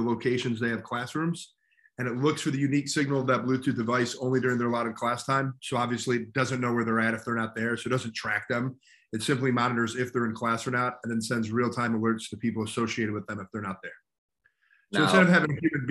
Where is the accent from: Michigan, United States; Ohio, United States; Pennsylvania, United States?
Michigan, United States; Grand Blanc; moved away; I'm originally from Grand Blanc, Michigan, which is right outside of Flint. Obviously, a basketball hotbed when I was growing up.